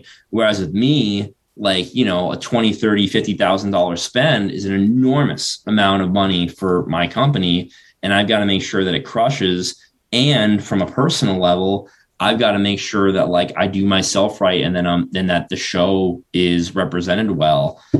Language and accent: English; South Florida, United States; now in Denver, United States; growing up in South Florida